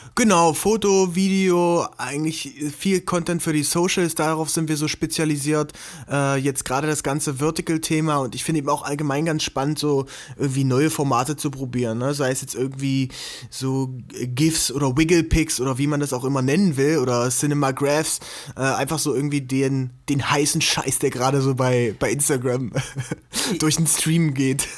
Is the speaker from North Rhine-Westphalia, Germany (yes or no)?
no; Gräfenhainichen area near Dessau, Saxony-Anhalt, Germany; also born or lived in Halle; now in Leipzig, Germany; ich bin eigentlich geboren in Aachen an der Elbe. Mhm. Das ist bei Dessau, äh, ganz bekannt durch das Splash- und Melt-Festival